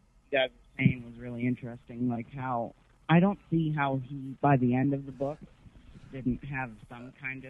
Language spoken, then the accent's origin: English; Pennsylvania, United States; … from Pennsylvania.